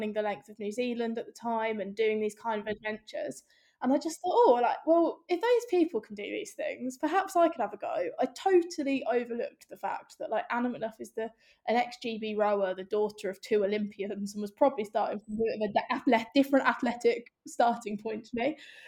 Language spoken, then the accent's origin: English; Northampton, East Midlands, United Kingdom; moved away; also born or lived in London; I'm from Northampton, so middle of the Midlands